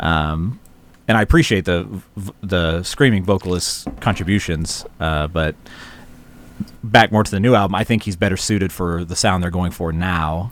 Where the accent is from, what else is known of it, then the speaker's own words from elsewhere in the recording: the South, United States; growing up in the South at the time